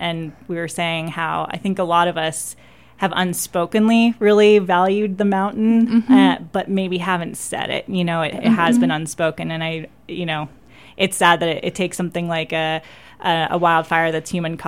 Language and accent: English; the Northwest, Pacific Northwest, United States; moved away; I'm originally from the Northwest